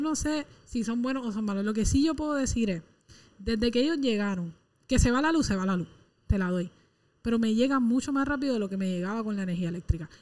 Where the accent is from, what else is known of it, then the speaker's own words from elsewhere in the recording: Puerto Rico; la gente de este país